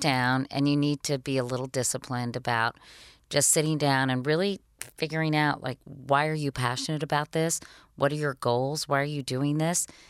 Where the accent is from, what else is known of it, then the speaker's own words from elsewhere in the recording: Arlington, Virginia, United States; I grew up in Arlington, Virginia, right outside of Washington, D C, so really a suburb of D C